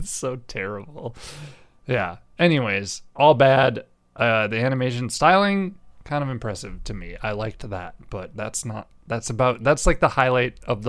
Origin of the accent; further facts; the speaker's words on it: Midwest, United States; I was born and raised in the Midwest, so. That's why I say Ariel instead.